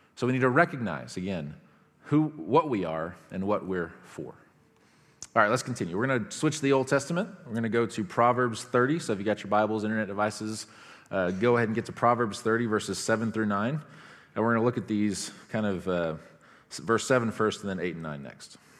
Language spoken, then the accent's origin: English; United States; I'm an American.